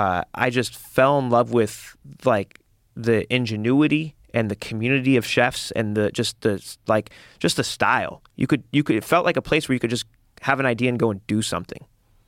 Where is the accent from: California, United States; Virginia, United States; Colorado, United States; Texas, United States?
California, United States; Well, I grew up in the Valley, and so it definitely, there was like, there's neighborhoods and communities.